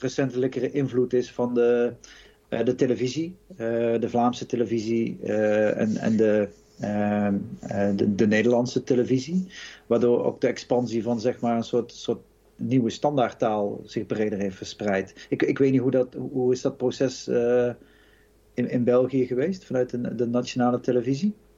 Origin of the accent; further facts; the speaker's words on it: North Brabant, Netherlands; als Noord-Brabander